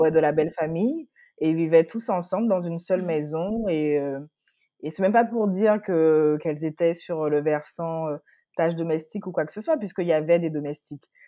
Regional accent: Guadeloupe; now in Paris, France; j'ai trente et un ans. Je suis Guadeloupéenne. Je vis, heu, à Paris en ce moment

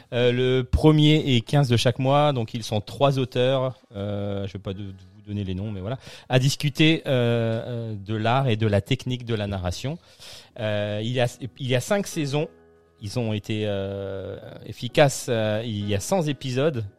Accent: Strasbourg, Grand Est, France; nous on est on est de Strasbourg

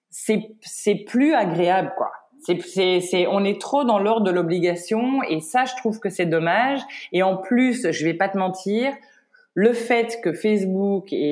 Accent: Paris, Île-de-France, France; je suis, euh, tu sais, je suis parisienne à

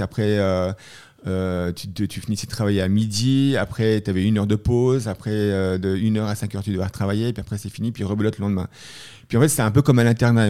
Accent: Leysin, Vaud, Switzerland; also born or lived in Montreux / Boston / Boulder, Colorado; je suis né en Suisse, hein, et, euh, donc, euh, je suis né à Montreux et j'ai habité à Lezat.

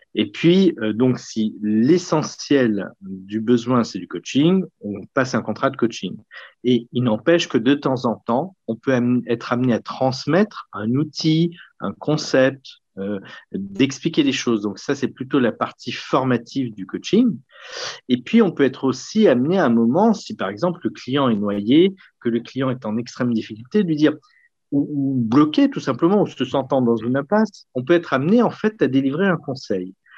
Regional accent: Lyon, Auvergne-Rhône-Alpes, France; born or raised there

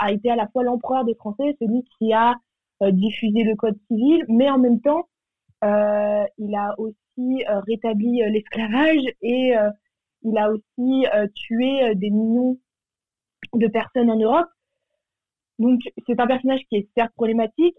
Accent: Paris, Île-de-France, France; j'ai 19 ans, je viens de Paris

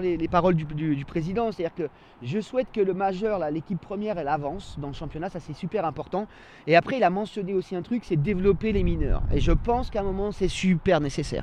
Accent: Annecy, Auvergne-Rhône-Alpes, France; also born or lived in Cran-Gevrier; je suis un enfant de cette ville-là. C'est-à-dire que je suis né à Annecy historique. Ça fait des années que j'habite à Cran

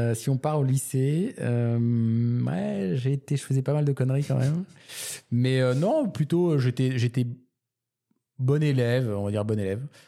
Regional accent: Toulouse, Occitania, France; moved away; also born or lived in Canada / Paris; je suis né à Toulouse et j'ai vécu également au Canada pour ensuite revenir à Paris

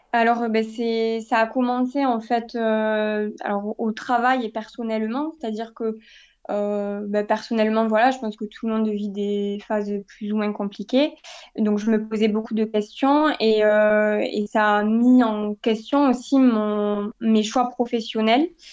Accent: Castres, Occitania, France; now in Toulouse, France; j'ai grandi euh, dans le Tarn, donc dans une ville qui s'appelle Castres

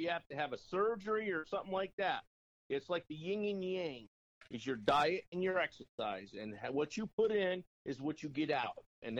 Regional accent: the Adirondacks, New York, United States; but also growing up in the Adirondack

